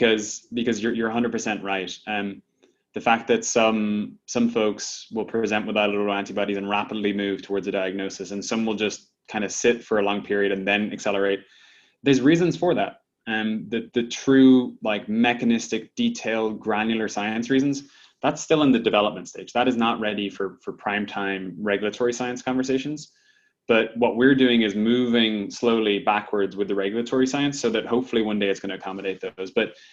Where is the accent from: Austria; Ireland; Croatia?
Ireland; now in United States; when I came to the States from Ireland originally.